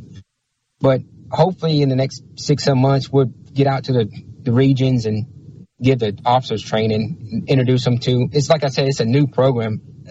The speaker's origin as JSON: {"language": "English", "region": "Louisiana", "country": "United States", "moved": "yes", "said": "I'm originally from Louisiana."}